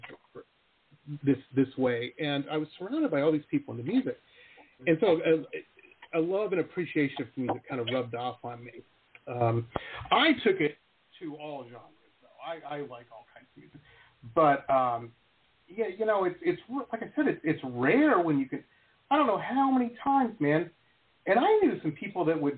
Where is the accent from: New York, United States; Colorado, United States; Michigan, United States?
Michigan, United States; Detroit; I grew up in Metro Detroit and in the suburbs